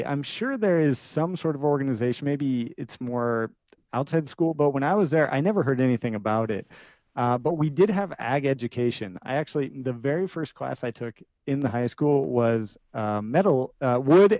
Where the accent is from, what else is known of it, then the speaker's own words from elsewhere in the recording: Beaverton, Oregon, United States; moved away as an adult; also born or lived in Lake County / Switzerland; now in Austria; I grew up in Beaverton, Oregon, so I'm a city kid